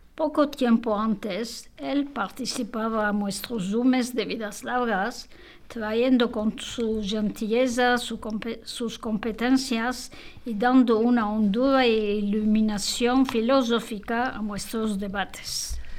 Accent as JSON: {"language": "French", "region": "Istanbul", "country": "Turkey", "tie": "born or raised there", "first_language": "Judeo-Spanish, Turkish", "second_language": "French", "moved": "as an adult", "lives_now": "Paris, France", "said": "Je suis née en Turquie, à Istanbul, où il y a une très grande communauté juive. Je suis diplômée de l'école française Saint-Benoît à Istanbul et je suis venue m'installer à Paris en l'an 1980"}